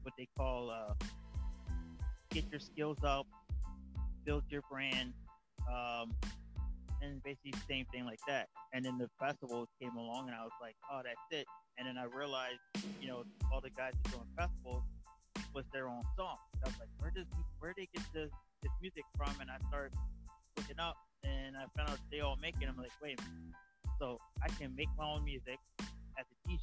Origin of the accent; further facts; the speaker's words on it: Southampton, New Jersey, United States; I'm out of Southampton, New Jersey, right outside of Port Dix